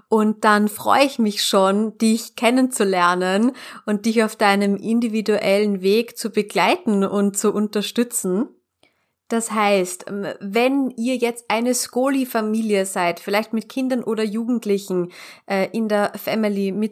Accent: Austria; Also man darf bei uns in Österreich sich nicht ähm, Berater nennen oder eine 1 zu 1 Beratung anbieten, wenn man dieses Gewerbe nicht hat.

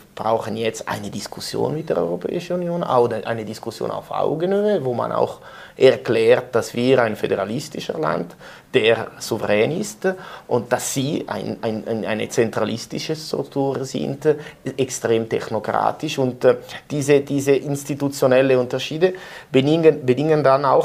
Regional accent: Ticino, Switzerland; das ist auch die Mentalität, das sage ich als, als Tessiner, die Mentalität der Deutschschweizer.

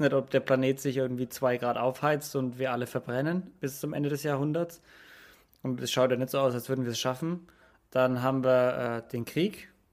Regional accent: Franconia, Bavaria, Germany; ich komme jetzt aus Franken

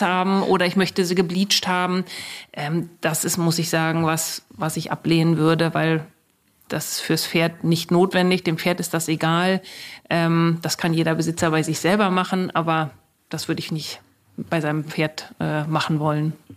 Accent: Germany; hier bei uns in Deutschland

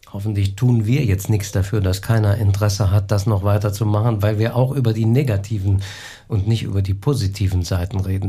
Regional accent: Saarland, Germany; bei uns im Saarland

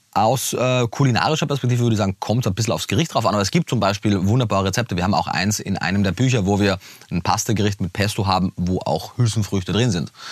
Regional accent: Austria; moved away; also born or lived in Vienna; ich bin, bin Österreicher, habe damals äh, in Wien gelebt

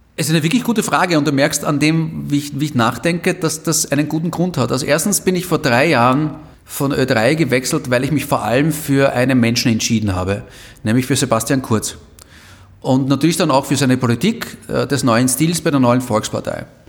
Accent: Vienna, Austria; als echter Wiener, der ich bin

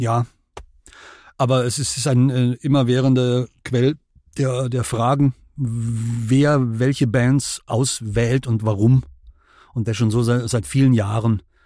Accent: Germany; wir als Deutsche

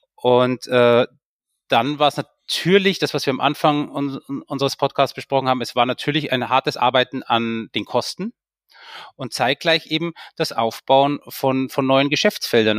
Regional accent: Munich, Bavaria, Germany; moved away as an adult; also born or lived in Austria; ich hatte zwei Möglichkeiten als, als, als, als Münchner

